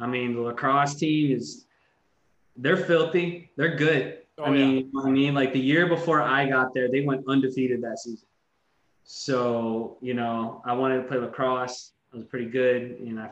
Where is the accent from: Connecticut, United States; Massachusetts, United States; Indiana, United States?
Connecticut, United States; New Canaan; moved away as an adult; also born or lived in Ohio; I'm from New Canaan, Connecticut. That's where I pretty much grew up for most of my life.